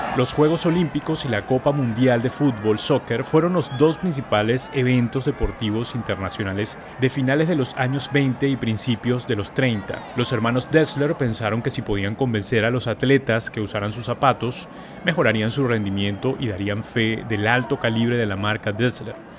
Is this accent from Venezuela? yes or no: yes; Venezuela; moved away; estoy en mi tierra además, en Venezuela